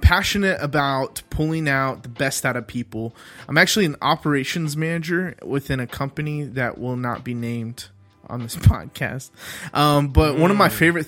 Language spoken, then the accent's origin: English; Dallas, Texas, United States; grew up in Dallas, Texas